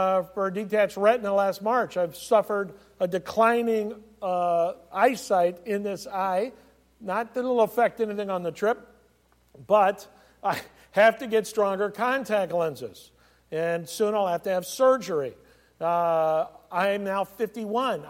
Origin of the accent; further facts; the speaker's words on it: California, United States; I was as a kid growing up in California